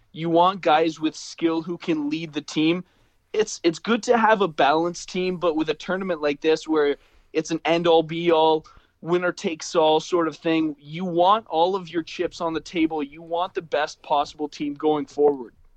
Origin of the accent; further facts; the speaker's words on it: Canada; we're Canadian